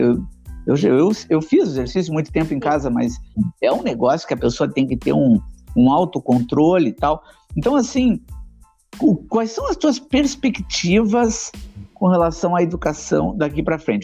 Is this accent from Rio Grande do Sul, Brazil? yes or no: yes; Porto Alegre, Rio Grande do Sul, Brazil; eu sou da zona, zona norte de Porto Alegre